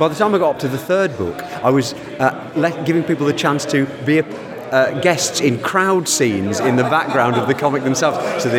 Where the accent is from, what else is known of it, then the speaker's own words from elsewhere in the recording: Aberdeen, Scotland, United Kingdom; now in Chepstow, United Kingdom; I hail originally from Aberdeen, although you can't tell that from the accent. I live now in Chepstow in South Wales.